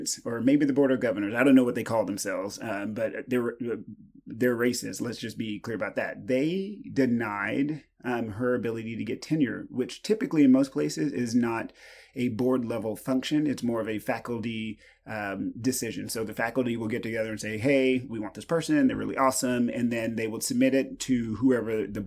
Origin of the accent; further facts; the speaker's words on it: East Texas, United States; I grew up in East Texas, grew up super poor